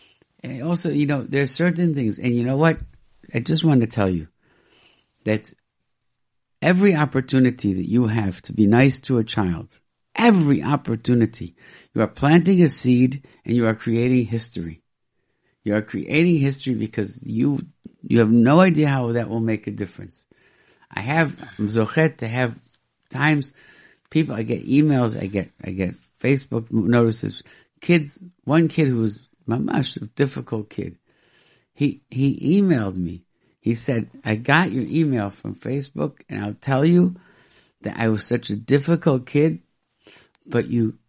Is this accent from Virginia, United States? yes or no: no; Rochester, New York, United States; when I grew up in Rochester, New York, there were no kosher restaurants at all.